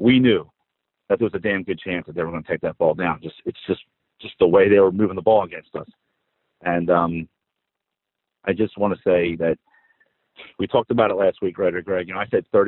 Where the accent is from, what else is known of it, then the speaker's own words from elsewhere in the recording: Philadelphia, Pennsylvania, United States; moved away; I'm originally from Philly.